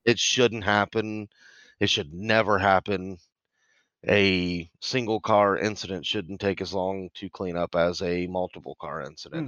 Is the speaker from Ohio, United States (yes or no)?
no; Indiana, United States; we're both from Indiana